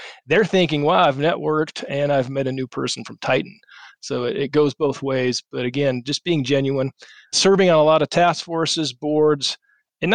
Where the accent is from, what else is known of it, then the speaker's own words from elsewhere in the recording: Colorado Springs, Colorado, United States; I grew up in Colorado Springs